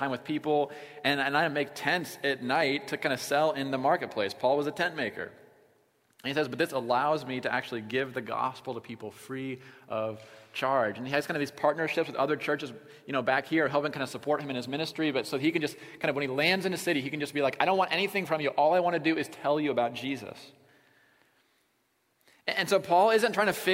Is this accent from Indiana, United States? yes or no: no; Iowa, United States; we're from Iowa